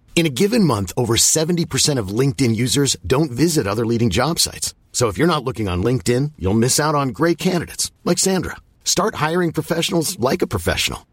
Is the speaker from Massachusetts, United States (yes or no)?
yes; Cambridge, Massachusetts, United States; moved away; also born or lived in Bay Area, California; I grew up in Cambridge, Massachusetts